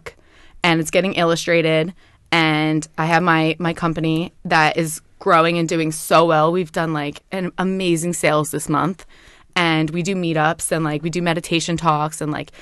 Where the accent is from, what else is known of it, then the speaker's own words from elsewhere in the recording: Sicklerville, New Jersey, United States; I grew up in South Jersey. I went to a high school called Timber Creek, Sticklerville, New Jersey